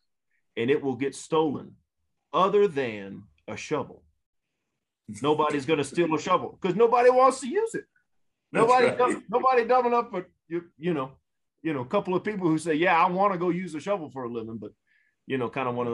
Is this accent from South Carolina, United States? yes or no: yes; Hilton Head Island, South Carolina, United States; I grew up down in Hilton Head Island area in South Carolina.